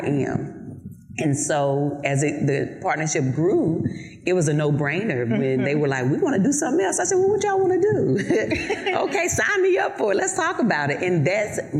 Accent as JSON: {"language": "English", "town": "Eden", "region": "North Carolina", "country": "United States", "accent": "Southern", "moved": "yes", "said": "I'm from North Carolina, from a very small town called Eden, North Carolina."}